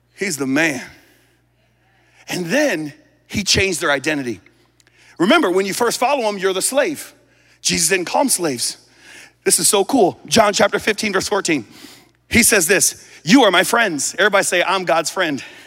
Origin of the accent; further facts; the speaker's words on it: United States; also born or lived in Hong Kong; I'm still American